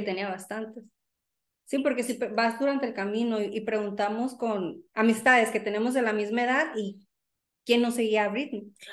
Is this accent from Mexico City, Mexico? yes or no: no; Sonora, Mexico; now in United States; rockera, sonorense